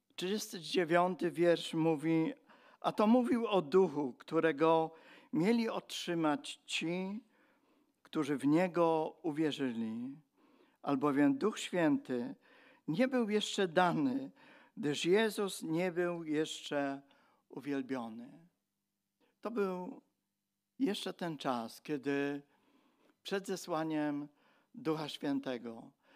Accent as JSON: {"language": "Polish", "region": "Silesian Voivodeship", "country": "Poland", "said": "my przyjeżdżaliśmy jako Ślązacy"}